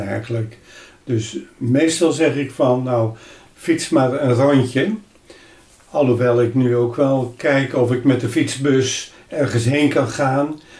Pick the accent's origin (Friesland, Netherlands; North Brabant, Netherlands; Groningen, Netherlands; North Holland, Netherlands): Friesland, Netherlands; Hemelum; also born or lived in Sneek; Ik ben geboren in Himmelen.